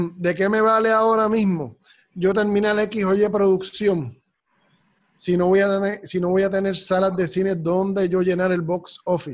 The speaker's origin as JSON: {"language": "Spanish", "country": "Puerto Rico", "said": "como somos los puertorriqueños"}